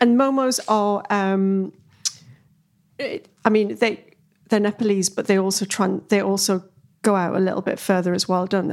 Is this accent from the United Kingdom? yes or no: yes; Newcastle upon Tyne, North East England, United Kingdom; moved away; I came from Newcastle